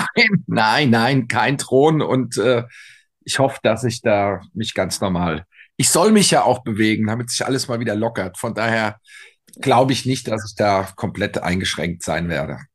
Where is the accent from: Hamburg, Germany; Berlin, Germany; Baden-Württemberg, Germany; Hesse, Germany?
Hesse, Germany; Frankfurt; wir sagen ja hier in Frankfurt